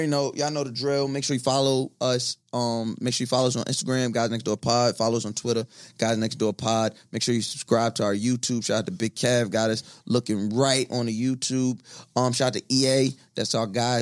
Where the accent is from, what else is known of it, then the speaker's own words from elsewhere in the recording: Long Island, New York, United States; I'm from Long Island